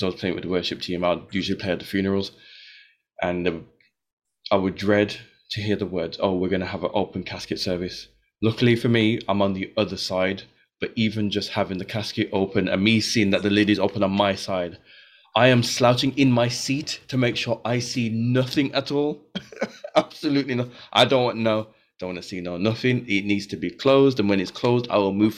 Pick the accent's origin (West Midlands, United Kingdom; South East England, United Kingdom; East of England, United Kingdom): West Midlands, United Kingdom; Birmingham; in the church I was growing up in Birmingham